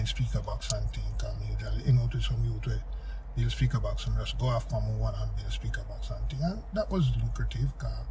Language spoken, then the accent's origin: English; Jamaica; growing up in Jamaica, as you know, it's like every other yard have a sound